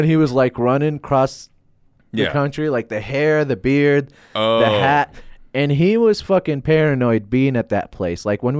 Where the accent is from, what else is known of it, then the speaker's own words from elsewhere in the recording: Baghdad, Baghdad Governorate, Iraq; when I say, like, I'm from Baghdad, a lot of people, like, I can feel like I can feel their guilt on stage.